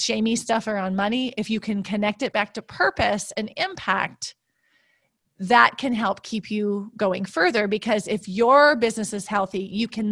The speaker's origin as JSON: {"language": "English", "region": "Midwest", "country": "United States", "said": "I'm from the Midwest and the US, and my father would never say how many head of cattle he had"}